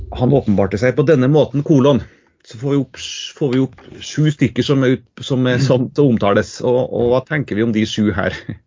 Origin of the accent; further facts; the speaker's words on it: Trondheim, Trøndelag, Norway; also born or lived in Tromsø; now in Trøndelag, Norway; jeg er fra Trondheim